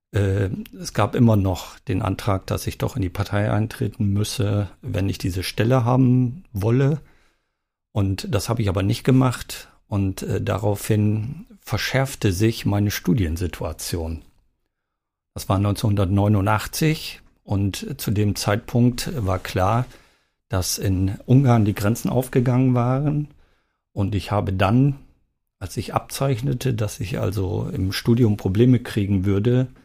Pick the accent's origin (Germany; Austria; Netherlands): Germany; East Germany; Ich bin ja äh, in der DDR geboren